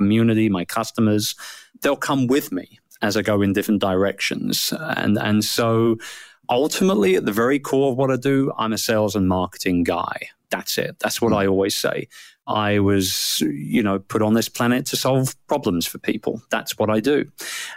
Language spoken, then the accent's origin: English; United Kingdom; I'm a Brit, and which is why I sound strange